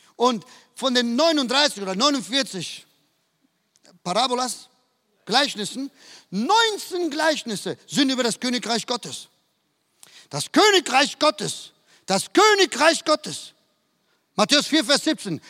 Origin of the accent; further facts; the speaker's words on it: Duisburg, North Rhine-Westphalia, Germany; moved away as an adult; now in Madrid, Spain; Bin in, ein, in einer Siedlung aufgewachsen im Süden von Duisburg